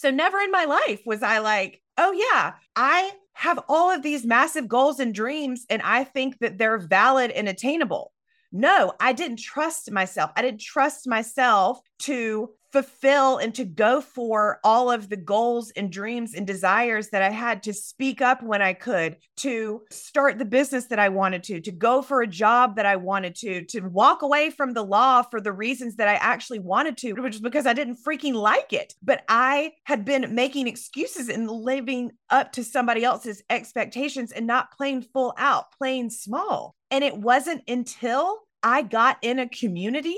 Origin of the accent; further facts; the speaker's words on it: Myrtle Beach, South Carolina, United States; I am from the South, Myrtle Beach, South Carolina